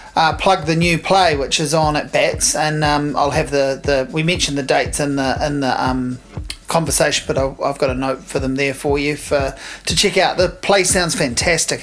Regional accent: Hawke's Bay, New Zealand; I'm from Hawke's Bay

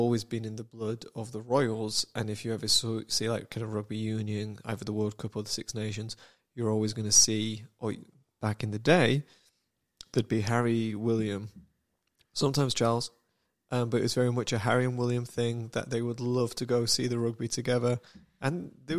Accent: Samoa; "Oh yeah, I'm from Samoa,"

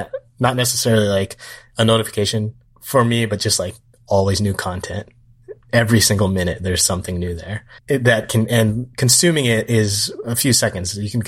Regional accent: Atsugi, Kanagawa, Japan; So this was like a once in a while thing where we grew up in Atsugi.

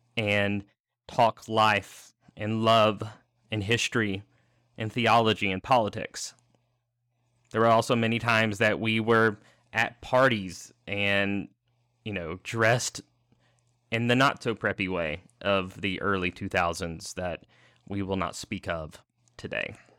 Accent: the South, United States; Growing up in the South and relatively lower middle class, county

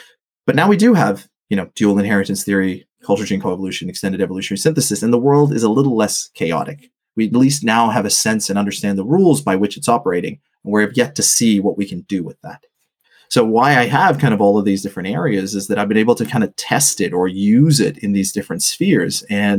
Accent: Botswana; also born or lived in Australia / Papua New Guinea; so my family's from Sri Lanka, which went through, kind of a 3-decade civil war. And I grew up in Botswana, in the 90s, pre and post apartheid. I lived in Australia and I'd lived in Papua New Guinea

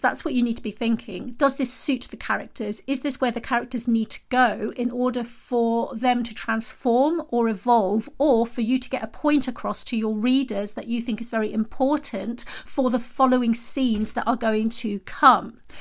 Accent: United Kingdom; I'm British and we say knickers rather than panties

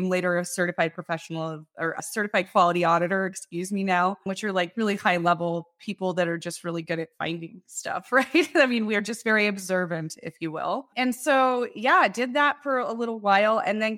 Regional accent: Loveland, Colorado, United States; I was born in Loveland, Colorado. Yeah, so I grew up in Colorado. I am originally from Loveland

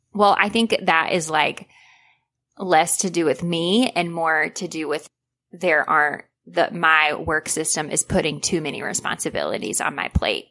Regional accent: United States; growing up in America

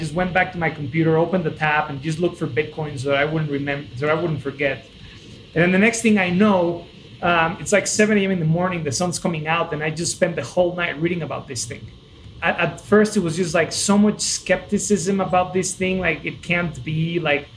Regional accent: Mexico City, Mexico; moved away as an adult; also born or lived in United States / San Francisco; I'm originally from Mexico. I was born and raised in Mexico City, and then I went to college to the States.

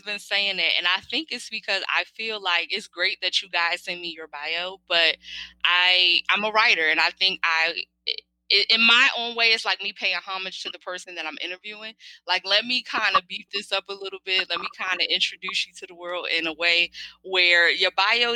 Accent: Philadelphia, Pennsylvania, United States; growing up in Philly

